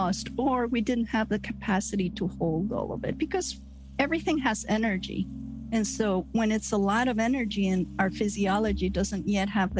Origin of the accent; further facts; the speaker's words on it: Nicaragua; also born or lived in United States; now in Azores, Portugal; I grew up in Nicaragua